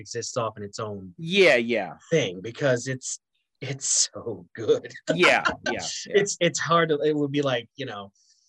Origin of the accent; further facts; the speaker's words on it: Nova Scotia, Canada; growing up in Nova Scotia